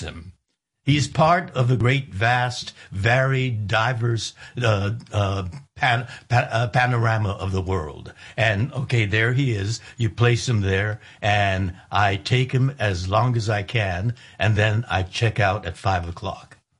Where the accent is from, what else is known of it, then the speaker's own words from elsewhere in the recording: United States; I'm an American